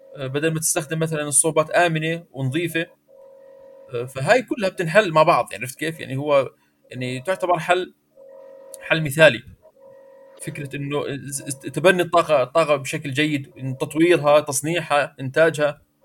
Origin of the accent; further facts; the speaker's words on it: Jordan; عندنا في الاردن